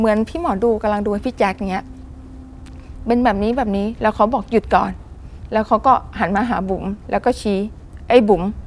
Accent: Nakhon Si Thammarat, Southern Thailand, Thailand; หนูเป็นคนใต้

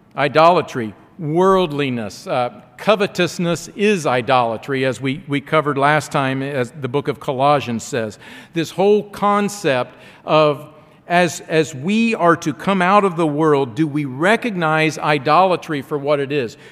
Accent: Ohio, United States; I'm from Ohio. We have, we have orange carrots in Ohio.

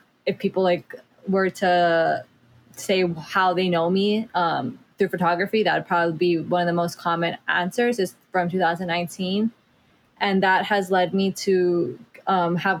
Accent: Mauna Kea, Hawaii, United States; the Mauna Kea, where I grew up, the town, the culture, the things that, well, we're all really trying to protect here in Hawaii

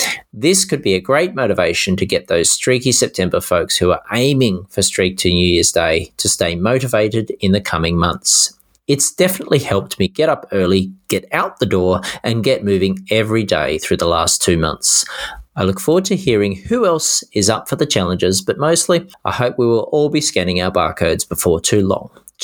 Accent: Tasmania, Australia; we're both from Tassie, more or less anyway.

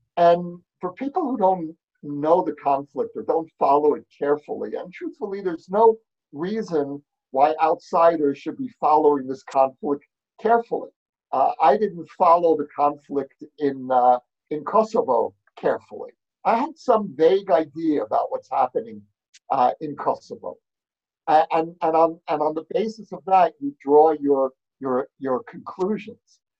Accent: New York, United States; now in Jerusalem, Israel; I grew up, as you can hear from my accent, I grew up in New York

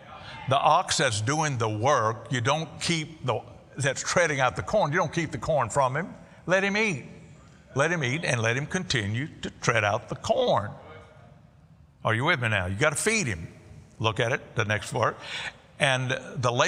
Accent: Cajun, Louisiana, United States; I'm a Cajun

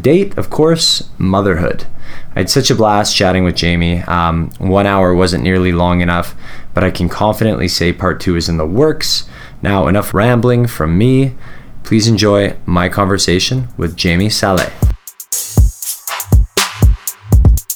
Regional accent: Canada; we're a Canadian people.

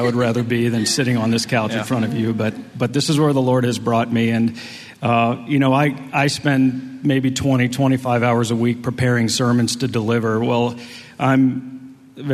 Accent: Chambersburg, Pennsylvania, United States; also born or lived in Huntington, Indiana; that's where I'm from. I'm from Chambersburg

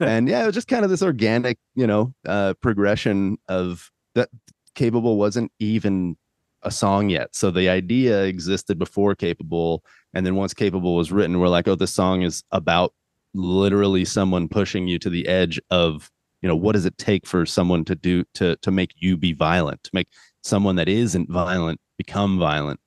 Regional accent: California, United States; I'm from California

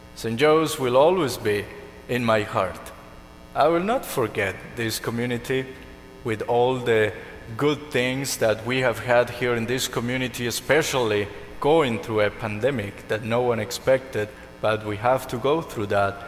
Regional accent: Colombia; moved away; I'm from Colombia

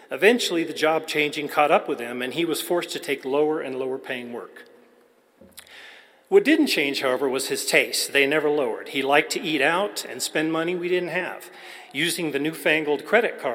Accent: El Paso, Texas, United States; I was born in El Paso, Texas in 1962, so I'm at the very tail end of the baby boomers.

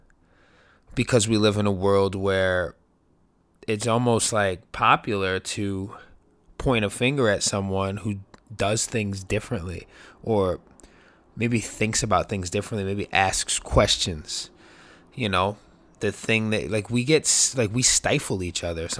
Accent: New York City, New York, United States; born and raised in New York City

